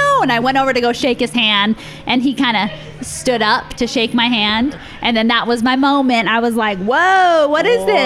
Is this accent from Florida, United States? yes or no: yes; Destin, Florida, United States; moved away as an adult; now in Utah County, United States; I grew up in Florida